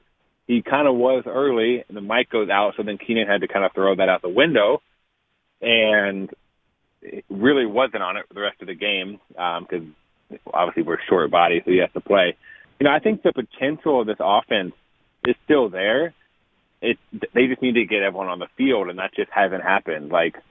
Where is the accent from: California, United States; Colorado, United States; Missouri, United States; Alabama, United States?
Missouri, United States; Kansas City; now in Los Angeles, United States; I was born in Kansas City